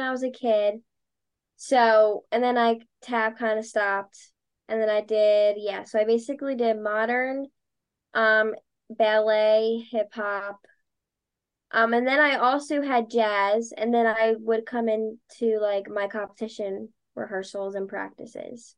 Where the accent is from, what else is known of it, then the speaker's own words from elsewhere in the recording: Delaware County, Pennsylvania, United States; also born or lived in Drexel Hill, Pennsylvania / Springfield, Pennsylvania; I grew up born and raised in Delco